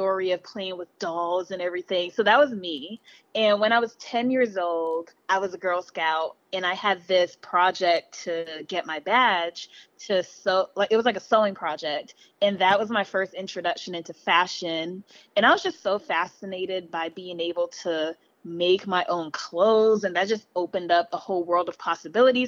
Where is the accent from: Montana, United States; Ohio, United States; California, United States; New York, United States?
California, United States; Los Angeles; also born or lived in Belize; I live in L.A. Oh. I grew up in L.A.